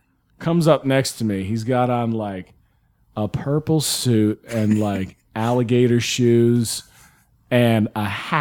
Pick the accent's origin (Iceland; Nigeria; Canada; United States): United States; the South; I grew up in the South.